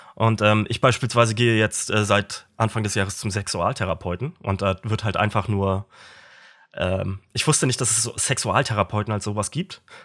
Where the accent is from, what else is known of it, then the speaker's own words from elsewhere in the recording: Stralsund, Mecklenburg-Vorpommern, Germany; in der Nähe von meiner Geburtsstadt Stralsund